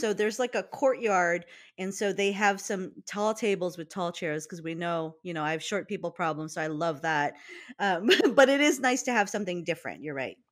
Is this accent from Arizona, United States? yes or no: no; Hawaii, United States; we're from Hawaii